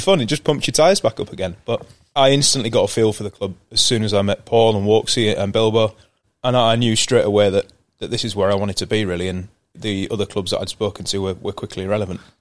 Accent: York, Yorkshire and the Humber, United Kingdom; also born or lived in Bristol; I moved on to York when I was about six months old um, and then spent the majority of my life there growing up

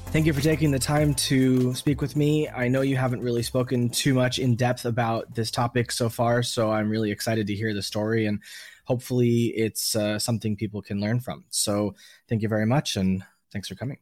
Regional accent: Miami, Florida, United States; I think as an American from other parts of America, being from Miami

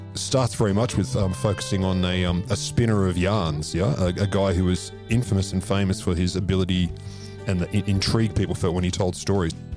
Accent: Australia; I'm an Australian.

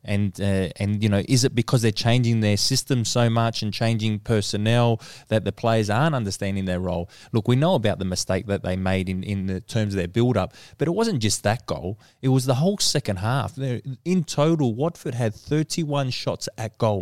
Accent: Australia

